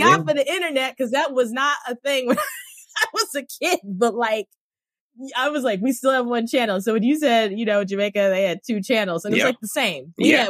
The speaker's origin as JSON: {"language": "English", "country": "Cameroon", "tie": "born or raised there", "moved": "yes", "said": "everybody who ever listens to this podcast knows that I grew up in Cameroon."}